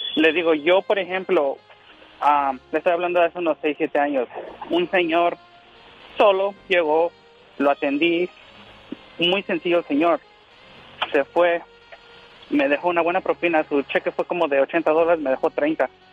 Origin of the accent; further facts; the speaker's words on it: State of Mexico, Mexico; now in San Bernardino, United States; Yo nací en el Estado de México